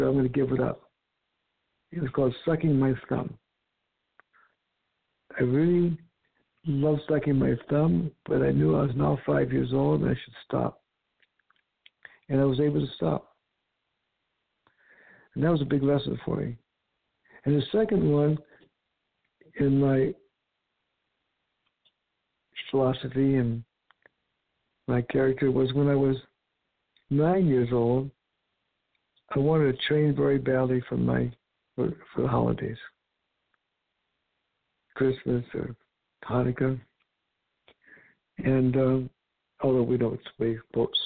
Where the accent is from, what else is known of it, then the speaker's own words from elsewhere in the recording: California, United States; also born or lived in East Coast, United States; We came back from the East Coast to live in California in a trailer